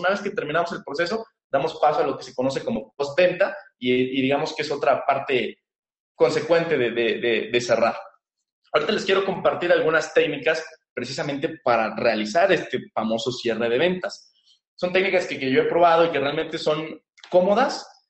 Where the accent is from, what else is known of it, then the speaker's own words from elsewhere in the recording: Mexico; aquí en mi país